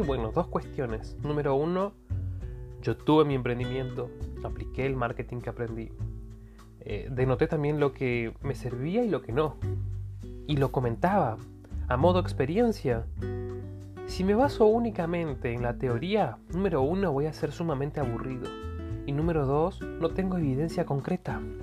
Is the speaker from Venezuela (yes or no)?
no; Argentina; Yo soy de Argentina